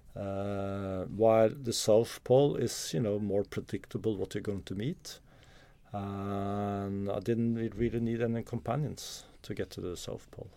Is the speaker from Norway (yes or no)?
yes; Oslo, Norway; I'm from Norway. I grew up in, uh, Oslo.